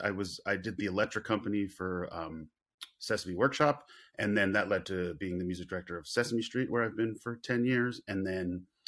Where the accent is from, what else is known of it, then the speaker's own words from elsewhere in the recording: Long Island, New York, United States; I grew up on Long Island